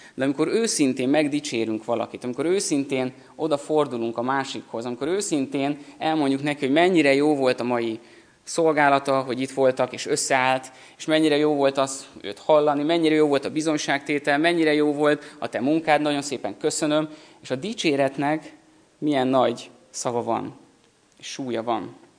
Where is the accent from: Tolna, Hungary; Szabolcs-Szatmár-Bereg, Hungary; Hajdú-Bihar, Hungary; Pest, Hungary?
Pest, Hungary; Szentendre; Szentendrén, ahol felnőttem